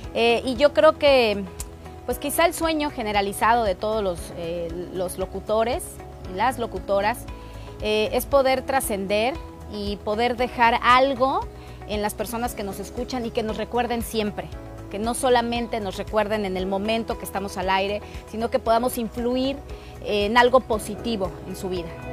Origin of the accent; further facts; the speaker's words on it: Mexico City, Mexico; nací en la Ciudad de México